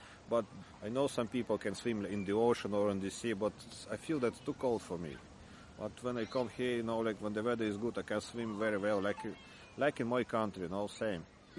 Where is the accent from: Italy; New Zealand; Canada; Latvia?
Latvia; Jurmala; English is a second language; moved away as an adult; now in Ireland; I come from Latvia, from Jurmala. It's like beside the capital city of Riga. I'm living here already 22 years.